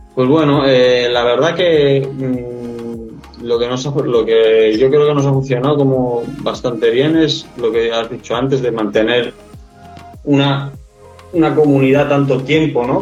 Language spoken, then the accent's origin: Spanish; Tenerife, Canary Islands, Spain; also born or lived in Australia / New Zealand; soy de Tenerife, de las Islas Canarias, unas islas al sur de España.